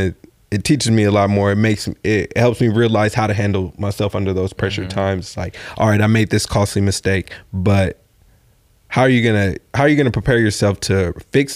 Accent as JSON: {"language": "English", "region": "West Coast", "country": "United States", "said": "I'm from the West Coast"}